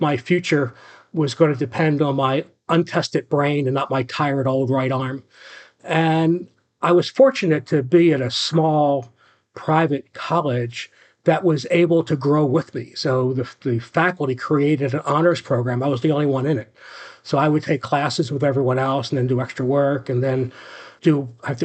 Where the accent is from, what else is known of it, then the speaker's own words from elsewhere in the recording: outside of Philadelphia, Pennsylvania, United States; now in Florida, United States; I grew up outside of Philadelphia in a working class Irish Catholic community and family.